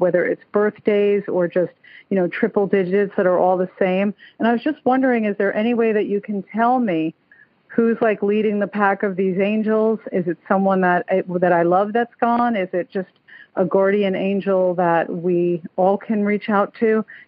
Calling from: Stuart, Florida, United States; also born or lived in New Jersey; I'm calling from Stuart, Florida. I have a New Jersey number, but I left New Jersey about 10 years ago

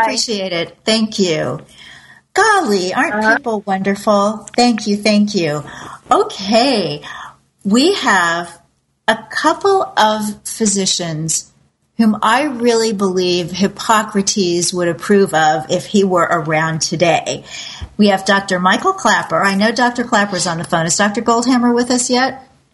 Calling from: Costa Rica; I'm calling from Costa Rica

